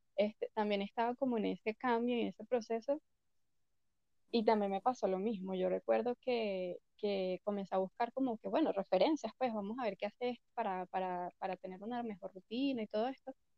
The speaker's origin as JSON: {"language": "Spanish", "country": "Venezuela", "moved": "yes", "said": "desde que me, me fui de Venezuela. Imagínate, vivido en dos países, este, me he mudado mil veces"}